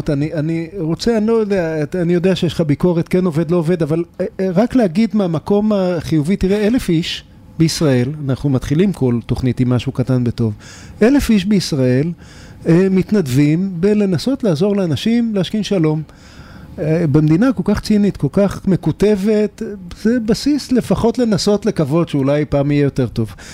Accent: Tel Aviv, Tel Aviv District, Israel; תל, תל אביב.

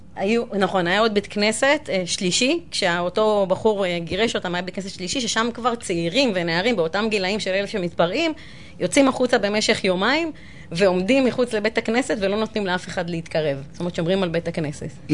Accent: Ramla, Central District, Israel; אני רבלאית מאז ומתמיד

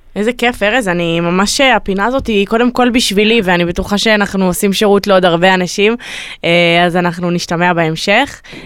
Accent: Tel Aviv, Tel Aviv District, Israel; אנחנו תל אביבים

